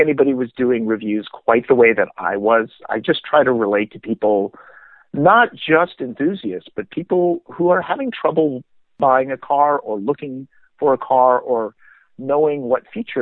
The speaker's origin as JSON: {"language": "English", "region": "Minnesota", "country": "United States", "tie": "born or raised there", "said": "I grew up in Minnesota"}